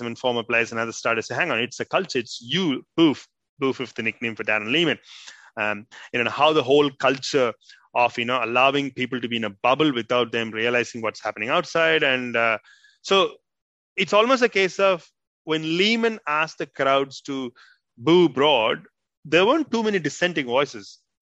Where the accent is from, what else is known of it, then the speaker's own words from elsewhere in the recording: India; moved away as an adult; now in Australia; growing up in India